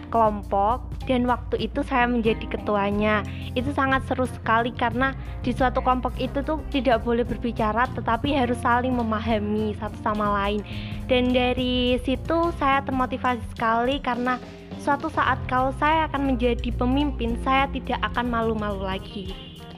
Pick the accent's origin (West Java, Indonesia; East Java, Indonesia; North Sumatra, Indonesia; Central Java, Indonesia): Central Java, Indonesia; Jepara; Saya berasal dari Sumanding, Kebang, Jepara